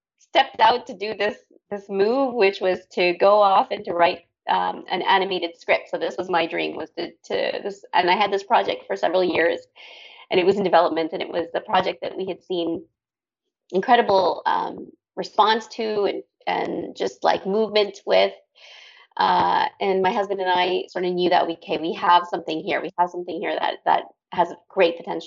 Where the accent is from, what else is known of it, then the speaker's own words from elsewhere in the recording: Canada; moved away as an adult; also born or lived in Dubai, UAE / Thailand; I'm Canadian originally, but I lived abroad for 21 years.